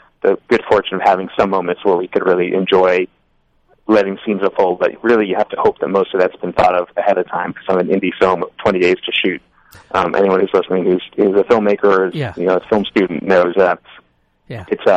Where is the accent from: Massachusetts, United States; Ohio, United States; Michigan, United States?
Massachusetts, United States; Newton; where I grew up, which is, you know, Newton, which is a suburb of Boston.